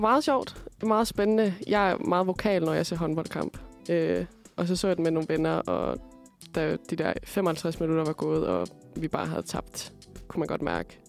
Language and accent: Danish; Aalborg, North Denmark Region, Denmark; jeg er fra Aalborg